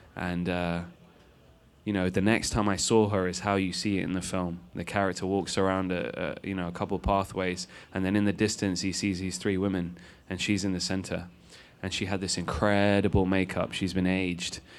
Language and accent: English; London, United Kingdom; I'm a dude from Rainers Lane in London, which is the last stop on the tube station